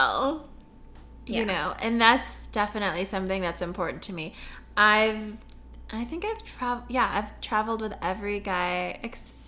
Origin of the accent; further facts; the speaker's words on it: United States; I was born in the States, but I still have a lot of family in the Philippines